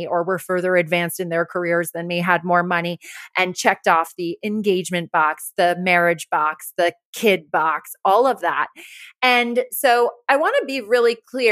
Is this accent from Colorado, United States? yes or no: no; Rye, New York, United States; moved away as an adult; also born or lived in Los Angeles; Growing up in Rye, where you and I both grew up, it's a very wealthy town